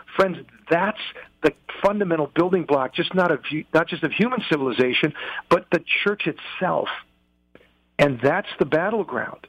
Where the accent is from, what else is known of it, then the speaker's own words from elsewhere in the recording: United States; I'm an American